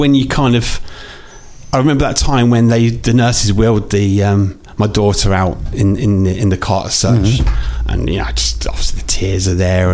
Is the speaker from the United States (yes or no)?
no; Northampton, East Midlands, United Kingdom; I'm born and bred in Northampton, and living in town centre